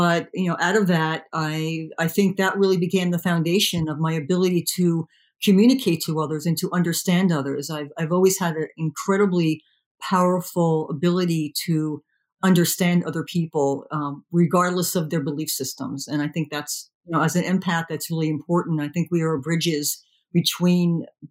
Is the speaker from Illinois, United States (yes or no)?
no; New Jersey, United States; I was raised in New Jersey